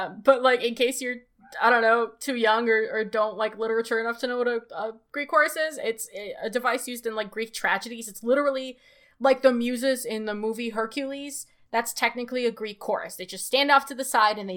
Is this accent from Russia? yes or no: yes; Moscow, Russia; now in United States; I was born in Moscow